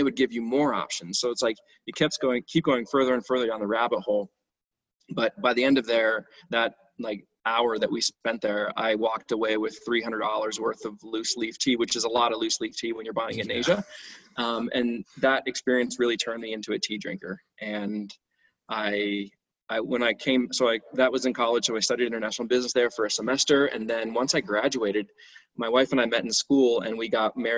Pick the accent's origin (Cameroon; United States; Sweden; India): United States; Cleveland, Ohio; I grew up in Cleveland, Ohio